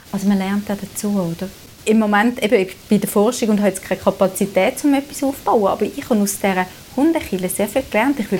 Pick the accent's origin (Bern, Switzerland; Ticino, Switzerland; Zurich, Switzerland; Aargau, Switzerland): Zurich, Switzerland; ich komme aus Zürich, ich komme aus einer liberalen Tradition.